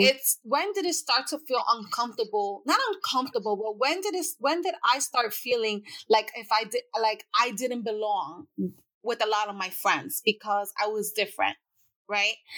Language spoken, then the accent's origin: English; New York City, New York, United States; I grew up in the Bronx